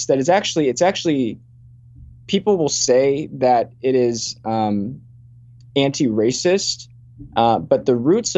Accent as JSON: {"language": "English", "town": "Richmond", "region": "Virginia", "country": "United States", "tie": "born or raised there", "said": "I lived in a very diverse community, a lot of Chinese people, Indian people, Black Americans, White Americans. I grew up in Virginia and Richmond."}